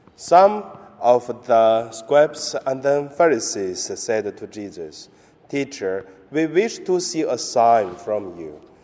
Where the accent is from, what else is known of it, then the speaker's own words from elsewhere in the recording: China; moved away; my hometown in mainland China